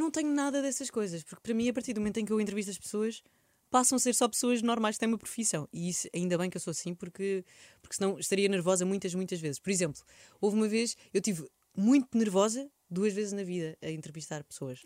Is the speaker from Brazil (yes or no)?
no; Portugal